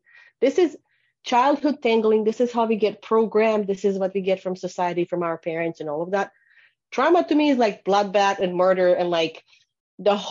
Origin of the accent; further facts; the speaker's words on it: Bosnia & Herzegovina; moved away; I grew up in Bosnia in the war, falling apart of Yugoslavia